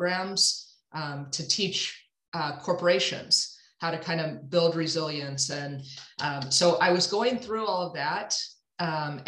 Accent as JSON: {"language": "English", "town": "St. Louis", "region": "Missouri", "country": "United States", "tie": "born or raised there", "also_born_or_lived": "Evanston, Illinois", "said": "I actually was born and raised in St. Louis. So I'm a Midwest girl at heart"}